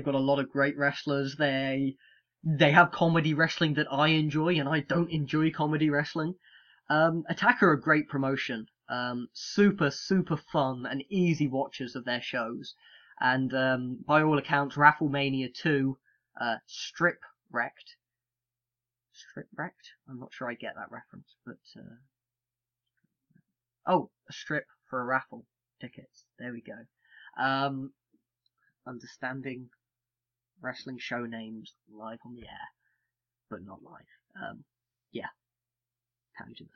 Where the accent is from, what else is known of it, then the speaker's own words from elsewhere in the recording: United Kingdom; being British